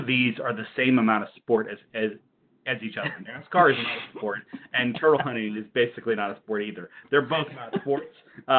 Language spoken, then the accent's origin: English; Elizabeth City, North Carolina, United States; born or raised there